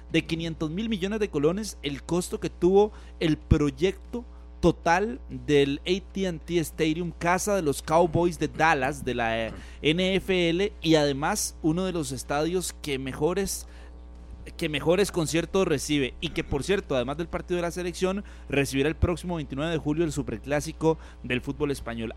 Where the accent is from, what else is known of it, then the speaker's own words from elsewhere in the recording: Costa Rica; ser uno tico